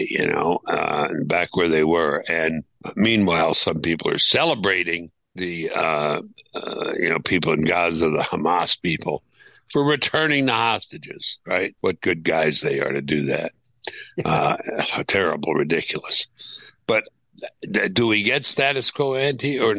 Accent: New York City, New York, United States; I grew up in Brooklyn, New York

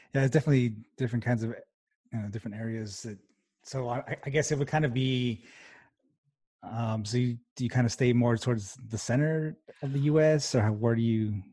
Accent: El Paso, Texas, United States; I'm originally from El Paso, Texas

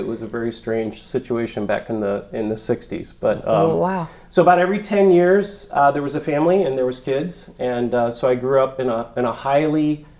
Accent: Merritt Island, Florida, United States; also born or lived in Columbus, Ohio; And I lived in Ohio until the age of 9. Then I moved to Merritt Island, Cocoa Beach, Florida, the Space Coast.

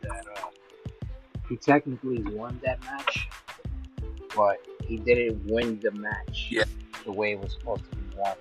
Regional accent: New York, United States; I'm from New York too

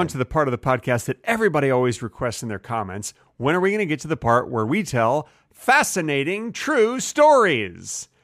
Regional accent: Texas, United States; I'm a Texan

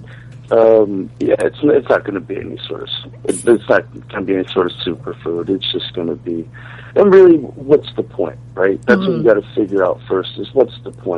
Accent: Washington, United States; also born or lived in Virginia; I was born in Virginia, but I grew up in Washington State

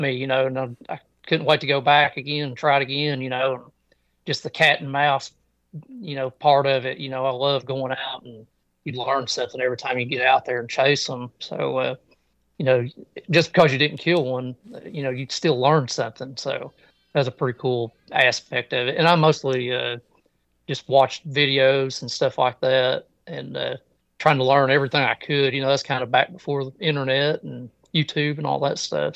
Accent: Kentucky, United States; my home state here in Kentucky

